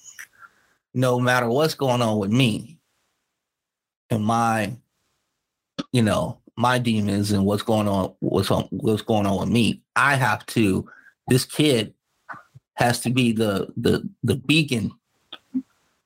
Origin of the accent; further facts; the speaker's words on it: Los Angeles, California, United States; I grew up in South Central